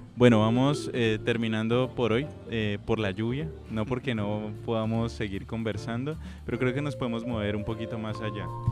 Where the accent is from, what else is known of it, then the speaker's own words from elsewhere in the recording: Cali, Valle del Cauca, Colombia; yo como caleño hago parte de esos caleños